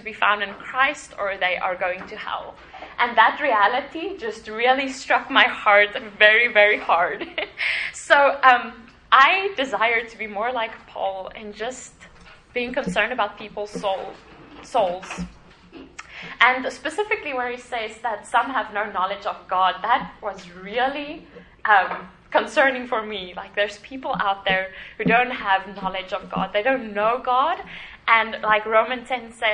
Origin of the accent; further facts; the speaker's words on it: South Africa; moved away as an adult; now in Papua New Guinea; South Africa, which is my home country